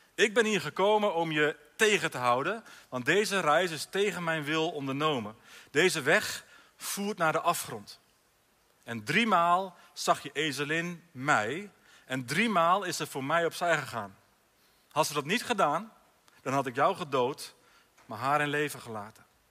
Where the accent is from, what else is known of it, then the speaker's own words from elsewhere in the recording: Alteveer, Drenthe, Netherlands; in Alteveer, bij Hogeveen, mijn geboortedorp